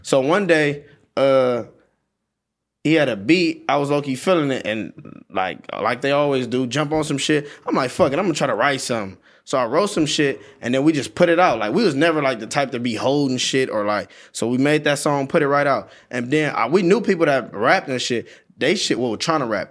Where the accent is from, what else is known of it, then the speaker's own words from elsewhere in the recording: Compton, California, United States; I'm from Compton